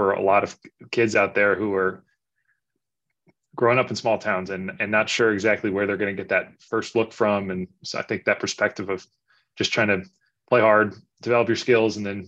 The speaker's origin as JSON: {"language": "English", "region": "East Coast", "country": "United States", "tie": "born or raised there", "said": "I grew up on the East Coast"}